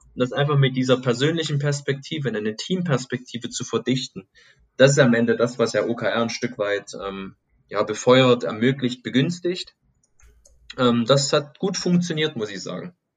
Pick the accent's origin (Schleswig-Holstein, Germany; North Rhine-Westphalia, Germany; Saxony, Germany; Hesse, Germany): Saxony, Germany; Chemnitz; now in Stuttgart, Germany; bin gebürtig aus dem Osten von Deutschland, aus Chemnitz, früher mal Karl-Marx-Stadt, und wohne jetzt hier in Stuttgart-Plining